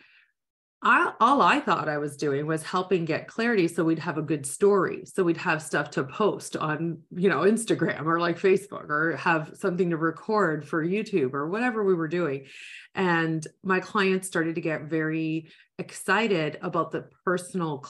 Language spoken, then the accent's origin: English; Niagara area, Ontario, Canada; I am from the Niagara area